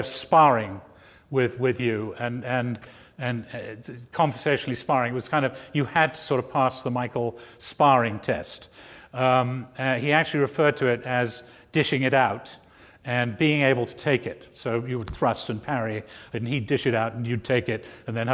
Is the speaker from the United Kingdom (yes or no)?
yes; England, United Kingdom; moved away as an adult; also born or lived in New Jersey / New York; growing up in England